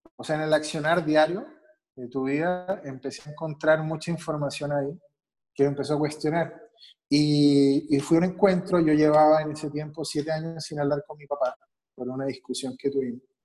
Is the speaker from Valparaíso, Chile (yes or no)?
no; Santiago, Santiago Metropolitan Region, Chile; also born or lived in Mexico City / Guadalajara; now in Mexico; Yo soy chileno, de Santiago